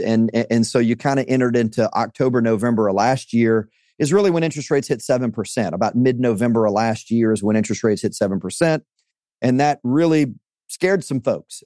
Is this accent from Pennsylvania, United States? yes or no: no; Louisiana, United States; I'm from, uh, Louisiana, so, uh, born and raised in Louisiana, spent a, a couple of years outside of Louisiana, but, uh, this is home